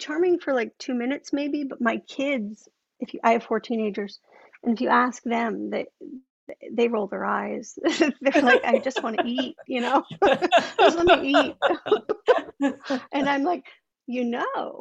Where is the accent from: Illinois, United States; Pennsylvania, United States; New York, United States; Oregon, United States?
New York, United States; Long Island; moved away; also born or lived in Indiana; where I grew up on Long Island